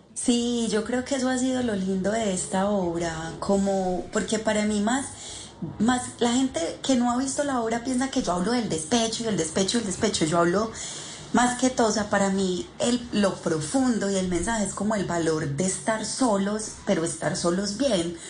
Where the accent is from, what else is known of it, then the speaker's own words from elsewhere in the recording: Paisa, Antioquia, Colombia; also born or lived in Argentina; como buena paisa